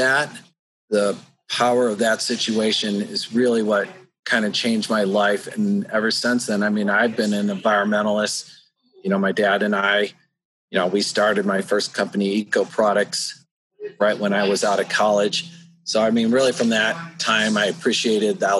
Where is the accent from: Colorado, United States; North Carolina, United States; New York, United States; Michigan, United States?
Colorado, United States; Boulder; Moved to Colorado when I was 12